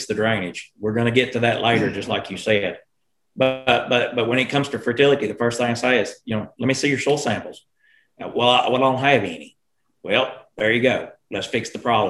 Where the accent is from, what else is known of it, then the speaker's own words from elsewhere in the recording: South Arkansas, United States; we are from South Arkansas.